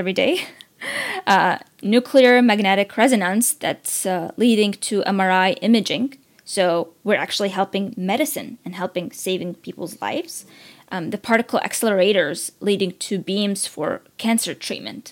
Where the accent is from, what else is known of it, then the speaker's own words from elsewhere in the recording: Baghdad, Baghdad Governorate, Iraq; now in Washington, D.C., United States; as an immigrant who was born and raised in Iraq and lived in the war